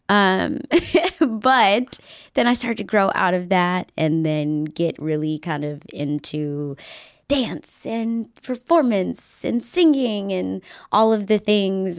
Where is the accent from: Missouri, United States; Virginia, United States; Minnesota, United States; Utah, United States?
Virginia, United States; Henrico County; moved away; I'm from this area. I was born and raised in Henrico County